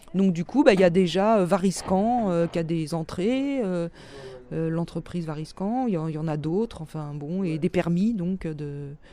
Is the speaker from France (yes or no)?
yes; Paris, Île-de-France, France; moved away as an adult; also born or lived in Brittany; je suis parisienne d'origine. j'ai quitté Paris en 88.